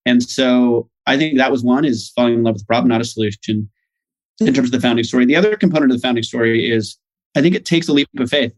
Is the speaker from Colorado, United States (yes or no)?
no; Boise, Idaho, United States; moved away as an adult; also born or lived in United Kingdom / Nairobi, Kenya; I grew up in Boise